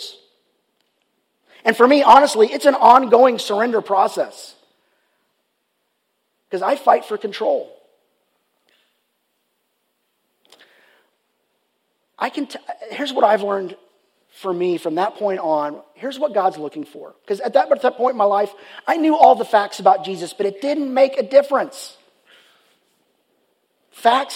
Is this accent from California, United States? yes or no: no; Richardson, Texas, United States; the high school where I grew up at, Richardson High School